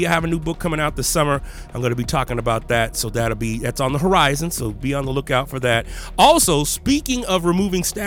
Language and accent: English; Texas, United States; I grew up in the South, right? I mean, I was in Texas